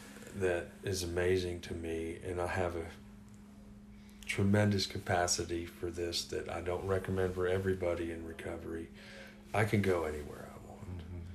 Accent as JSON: {"language": "English", "region": "the South", "country": "United States", "said": "since it's New Year's Day and I'm a Southerner"}